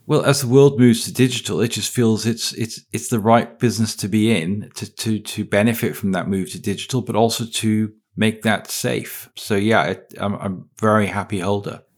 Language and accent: English; Wales, United Kingdom; I'm from Wales